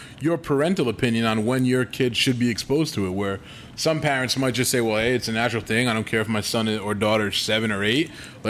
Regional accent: United States; as an American

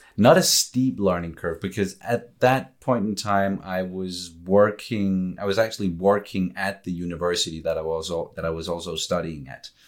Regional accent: Copenhagen, Capital Region of Denmark, Denmark; moved away as an adult; now in Funen, Denmark; I was born and raised in Copenhagen

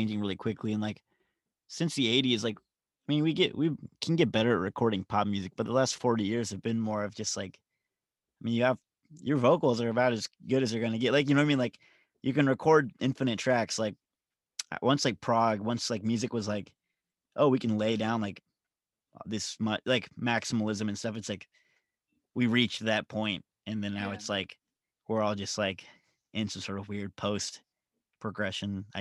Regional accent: Nashville, Tennessee, United States; I'm from Nashville

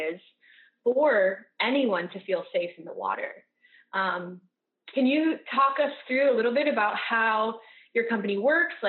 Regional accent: rural Massachusetts, United States; when I was a kid growing up in Massachusetts, I'm from a really rural

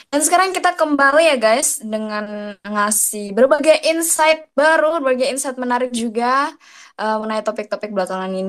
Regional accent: Malang, East Java, Indonesia; now in Jakarta, Indonesia; Iya, sekarang gue sayangnya tidak di Malang ya, saya merantau ke Jakarta.

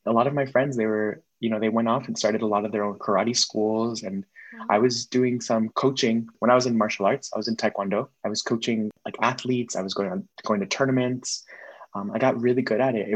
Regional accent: Miami, Florida, United States; born or raised there

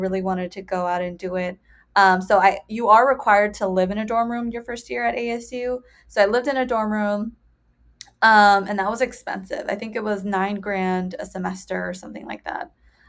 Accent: Bridgeport, Connecticut, United States; So I am originally from Bridgeport, Connecticut, which is an inner city. It's kind of an hour, I think, out of New York City. But yeah, I was raised by a single mom.

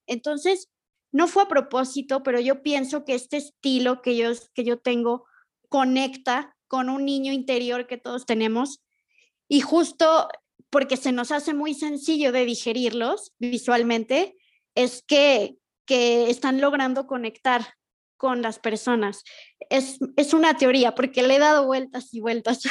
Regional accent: Mexico; soy de México.

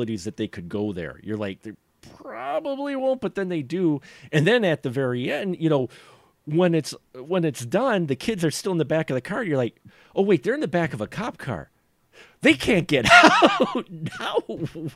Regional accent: Wisconsin, United States; I'm from Wisconsin

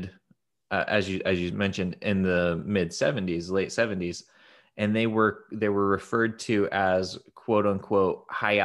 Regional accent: Utah, United States; I grew up in Utah. So we grew up in Utah.

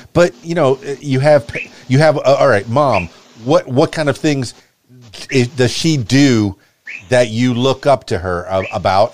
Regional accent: Miami, Florida, United States; I'm from Miami, Florida

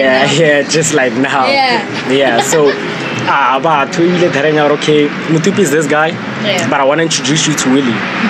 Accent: Pretoria, Gauteng, South Africa; now in Lynnwood Park, South Africa; I grew up on Mamelodi

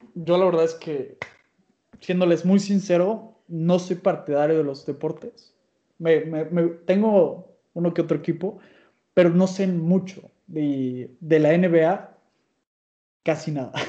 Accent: Mexico; soy mexicano

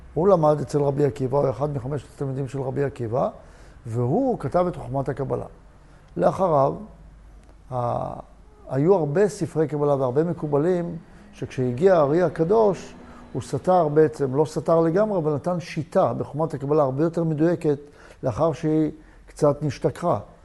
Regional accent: Tel Aviv area, Tel Aviv District, Israel; also born or lived in Beit She'an; עברנו מבית שאן, ששם היו קטיושות, לגור באזור תל אביב

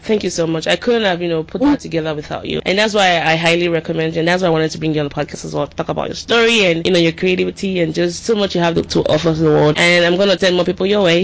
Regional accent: Nigeria; now in United States; growing up in Nigeria

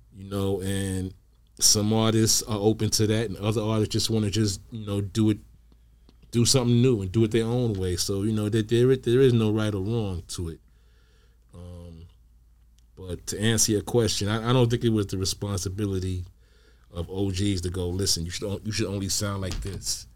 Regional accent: New York City, New York, United States; I'm from New York

